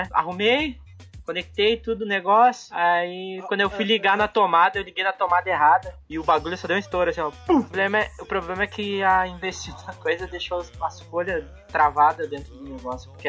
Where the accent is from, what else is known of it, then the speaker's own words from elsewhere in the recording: Alvorada, Rio Grande do Sul, Brazil; Eu fiz lá o cursinho em Gravataí, sendo que eu sou de Alvorada. Tinha que pegar dois ônibus por dia.